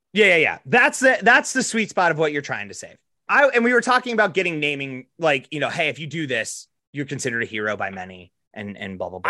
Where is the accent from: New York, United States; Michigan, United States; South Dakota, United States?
South Dakota, United States; Box Elder; we're from Box Elder